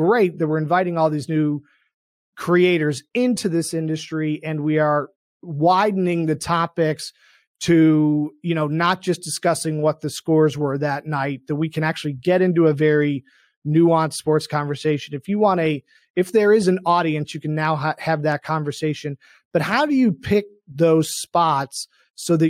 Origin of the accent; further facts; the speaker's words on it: Boston, Massachusetts, United States; I grew up in Boston